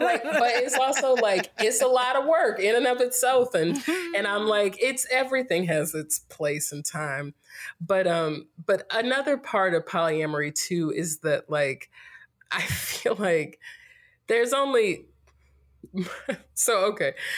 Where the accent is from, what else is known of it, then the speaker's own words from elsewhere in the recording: Greensboro, North Carolina, United States; moved away as an adult; also born or lived in Winston-Salem / Durham; now in California, United States; I'm from North Carolina, born and raised in Greensboro, went to school in Winston-Salem, spent the last ten years in Durham